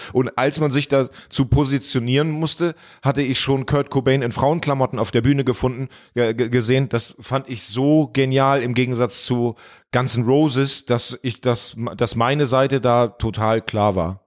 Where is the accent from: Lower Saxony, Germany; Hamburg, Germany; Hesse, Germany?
Lower Saxony, Germany; Hemmoor; born or raised there; moved away